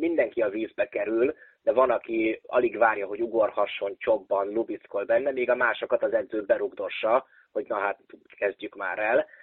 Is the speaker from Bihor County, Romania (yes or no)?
yes; Oradea, Bihor County, Romania; also born or lived in Vienna, Austria / Budapest, Hungary; Nagyváradon, itt ahol én nőttem föl